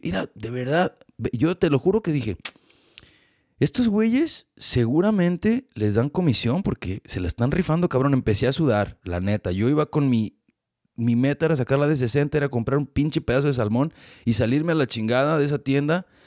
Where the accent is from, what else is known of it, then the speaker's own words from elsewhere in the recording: Mexico; now in United States; creciendo en México